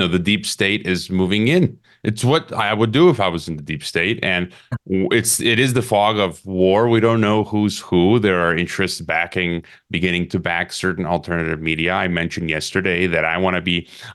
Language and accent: English; Chicago, Illinois, United States; moved away; Chicago, my hometown